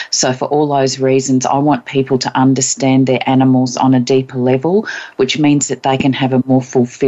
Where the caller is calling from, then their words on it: Queensland, Australia; I'm in Queensland on the east coast of Australia.